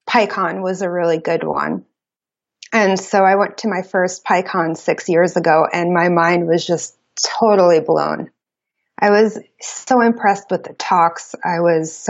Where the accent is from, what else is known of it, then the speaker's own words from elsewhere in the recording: New York City, New York, United States; moved away as an adult; now in Portland, United States; I grew up in New York City. I grew up in Brooklyn